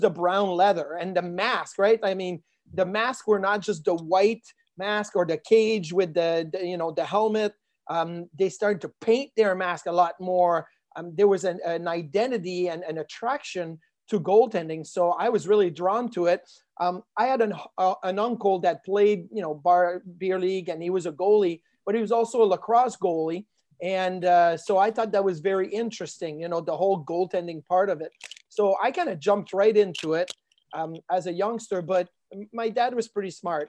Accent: Quebec City, Quebec, Canada; moved away; growing up in Quebec City, I was a Quebec Nordiques fan

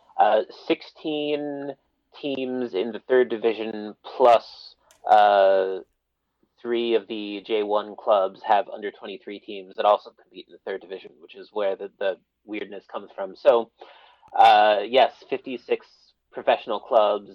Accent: Philadelphia, Pennsylvania, United States; moved away as an adult; now in Tokyo, Japan; I was born and raised in Philadelphia back when it was a 4-sport town and not a 5-sport town.

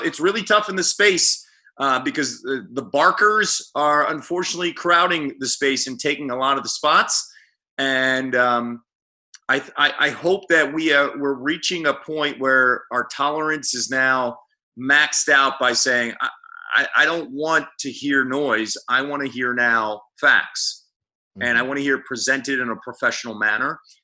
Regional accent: Phoenixville, Pennsylvania, United States; moved away as an adult; also born or lived in Missouri / Sarasota; my hometown of Phoenixville or my university at Temple or the Philadelphia area

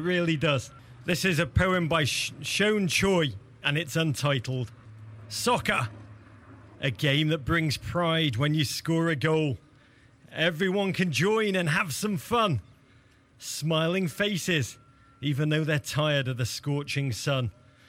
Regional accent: Liverpool, North West England, United Kingdom; I'm from Liverpool, and this passes as a beautiful summer's day.

